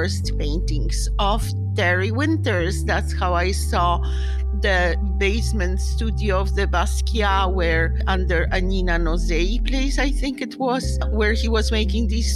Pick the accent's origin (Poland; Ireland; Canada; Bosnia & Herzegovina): Poland; moved away as an adult; now in New York, United States; I'm from Poland, and I have a very boring, solid art history degree